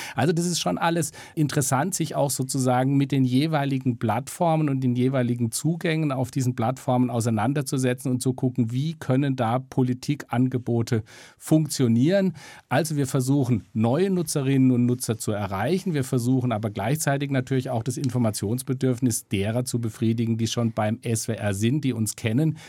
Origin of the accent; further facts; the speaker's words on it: Freiburg, Baden-Württemberg, Germany; now in Stuttgart, Germany; Meine Heimat. Ich komme aus Freiburg, bin mittlerweile in Stuttgart gelandet.